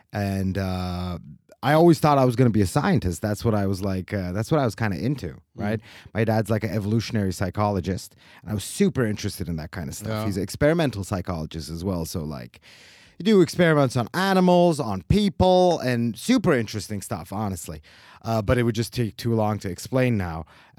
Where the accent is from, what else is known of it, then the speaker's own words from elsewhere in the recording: Istanbul, Turkey; English is a second language; moved away as an adult; also born or lived in United States; now in Switzerland; So I was born in Turkey. And then when I was a very small baby, we moved to America with my parents. So I was there until I was 10 years old. Mm. And then the next 10 years, I was in Istanbul.